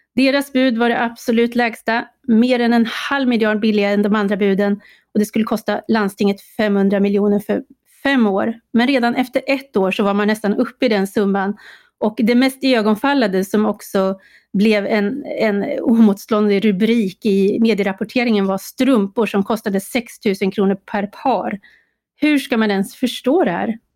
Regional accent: Uppsala, Uppsala County, Sweden; jag har ju lite erfarenhet från kommunalpolitiken i min hemstad Uppsala

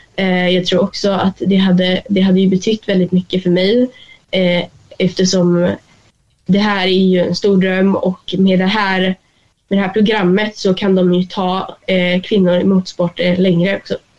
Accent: Sweden; hemma i Sverige

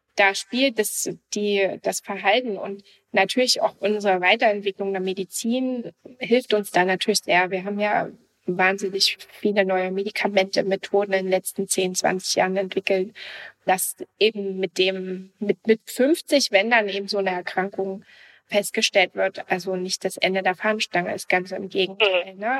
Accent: GDR, East Germany, Germany; ich bin also noch in der DDR mit aufgewachsen.

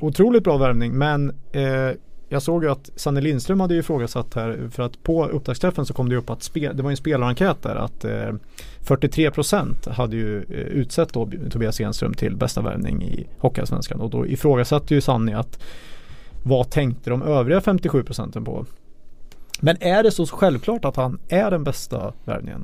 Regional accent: Karlskoga, Örebro County, Sweden; jag är född i Karlskoga också

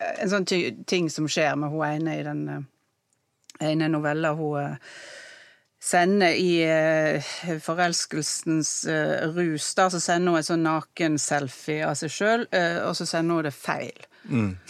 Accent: Odda, Vestland, Norway; Nei, altså, jeg kommer jo fra Odda.

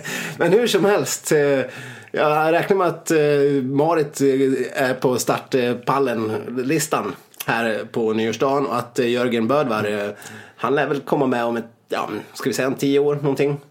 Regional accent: Saxdalen, Dalarna County, Sweden; inte hemma i Saxdalen

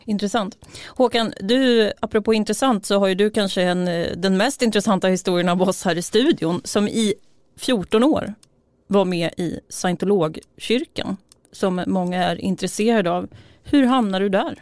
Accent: a village outside Uppsala, Uppsala County, Sweden; har jag vuxit upp i en by utanför Uppsala

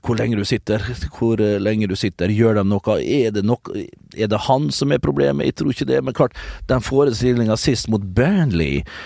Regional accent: Norway; nå er jeg fra Norge

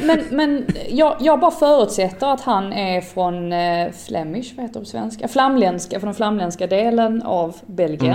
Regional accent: Sweden; som svensk

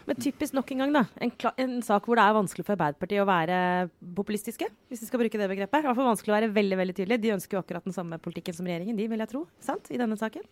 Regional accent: Romerike, Akershus, Norway; Romerike, min barndoms ikke så grønne sånn, slette.

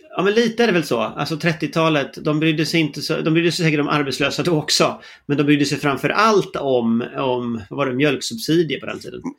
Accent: Gothenburg, Västra Götaland, Sweden; jag är ju från Göteborg

